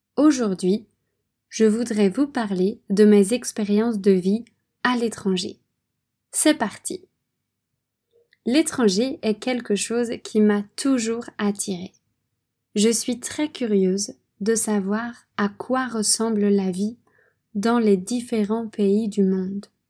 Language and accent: French; France; moved away as an adult; also born or lived in Poland / Vietnam / Philippines; La France est mon pays d'origine. J'ai grandi là-bas